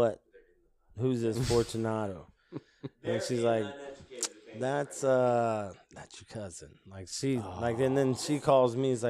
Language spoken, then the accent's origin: English; Mississippi, United States; also born or lived in Japan / Pittsburgh, Pennsylvania; I was born in Mississippi. At 2 years old, I flew to Japan. Lived there till I was 8. Then they shipped me back to Mississippi. First, I went to Pittsburgh, Pennsylvania. Then I ended up in Mississippi. But I was back in Mississippi.